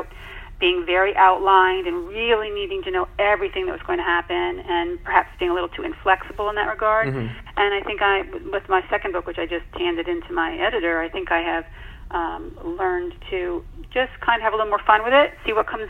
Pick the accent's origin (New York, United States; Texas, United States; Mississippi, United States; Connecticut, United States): Connecticut, United States; also born or lived in Virginia; I returned to my home state of Connecticut